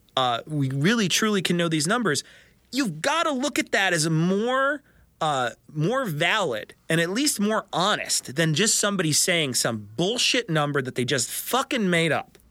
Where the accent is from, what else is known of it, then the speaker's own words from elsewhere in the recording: Chicago, Illinois, United States; I'm from Chicago